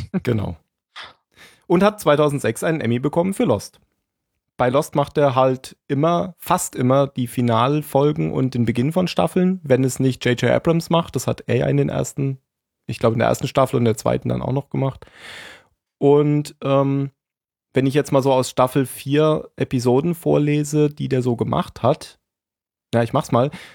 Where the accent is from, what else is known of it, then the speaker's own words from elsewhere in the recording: Hesse, Germany; also born or lived in Bavaria; now in Baden-Württemberg, Germany; Ich bin, bin geborener Hesse, gewohnter Baden-Württemberger und Arbeitsbayer